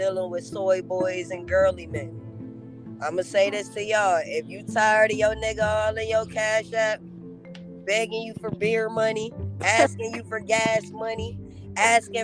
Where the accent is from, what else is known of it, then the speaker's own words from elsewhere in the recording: Rochester, New York, United States; also born or lived in Harlem, New York / Bronx, New York; I'm from Rochester. We retarded. I'm from upstate